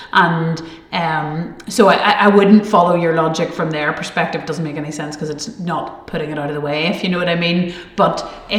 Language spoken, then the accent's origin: English; Galway, Connacht, Ireland; born there; and I suppose I was born in Galway, I'm married to a Dub, I, you know, have quite a cross-border enough existence